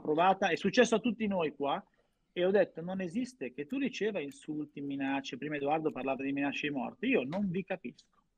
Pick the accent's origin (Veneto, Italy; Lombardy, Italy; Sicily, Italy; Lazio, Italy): Lombardy, Italy; Milan; da milanese che ha vissuto a Milano